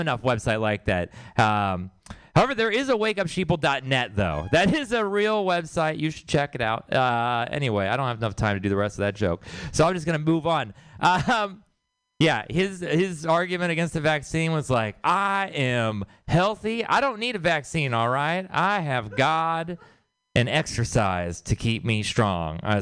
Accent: Houston, Texas, United States; now in San Francisco, United States; I'm from Texas. I'm from Houston, Texas, and which means I have city family and I have country family

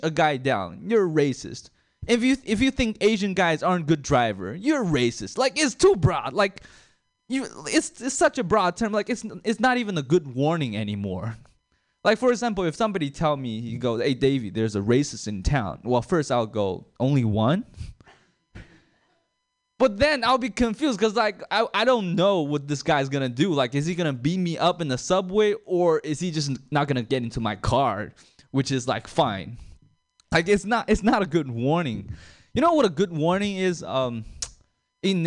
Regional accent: China; now in Sacramento, United States; I'm a foreigner. I'm from China

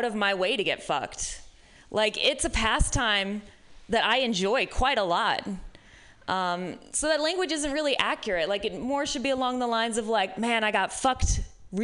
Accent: Midwest, United States; now in San Francisco, United States; I am from the Midwest

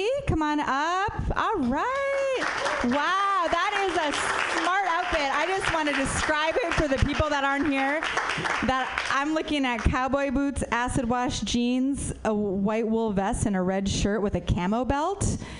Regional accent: Minnesota, United States; I'm from Minnesota, which is right next to Wisconsin, by the way.

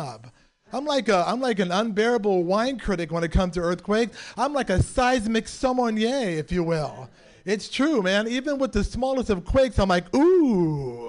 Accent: San Francisco, California, United States; born and raised in San Francisco.

